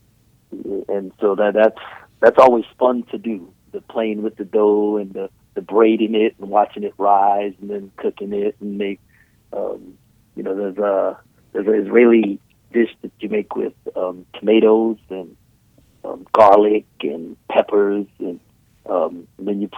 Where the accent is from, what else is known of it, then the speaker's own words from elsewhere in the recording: Trinidad & Tobago; I was born in Trinidad